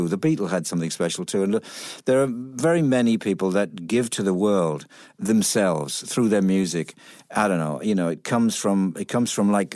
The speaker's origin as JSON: {"language": "English", "town": "Middlesbrough", "region": "North East England", "country": "United Kingdom", "moved": "yes", "said": "I'm from Middlesbrough, which is a town in the northeast."}